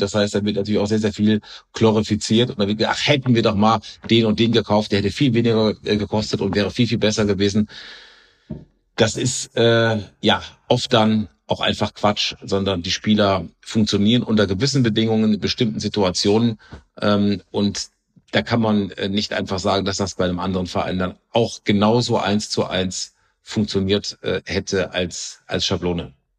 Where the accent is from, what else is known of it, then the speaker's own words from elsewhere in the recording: Cologne, North Rhine-Westphalia, Germany; als Kölner